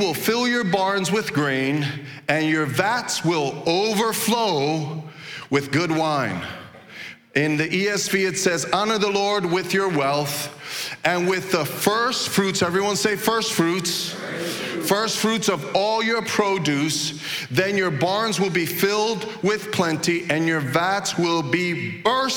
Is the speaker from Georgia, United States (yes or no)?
no; New York City, New York, United States; moved away; So I grew up in Brooklyn